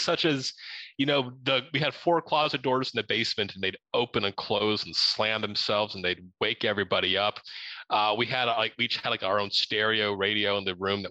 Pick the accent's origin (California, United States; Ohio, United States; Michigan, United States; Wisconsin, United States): Ohio, United States; now in Arizona, United States; the area that we grew up in Ohio, just outside of the Wright-Patterson Air Force Base